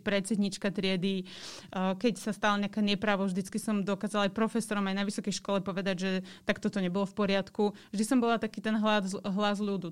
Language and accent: Slovak; Žilina, Žilina Region, Slovakia; moved away as an adult; now in Bratislava, Slovakia; som vyrastala v Žiline